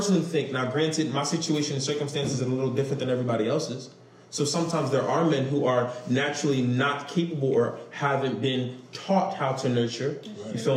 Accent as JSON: {"language": "English", "town": "Camden", "region": "New Jersey", "country": "United States", "tie": "born or raised there", "said": "I was born and raised in Camden"}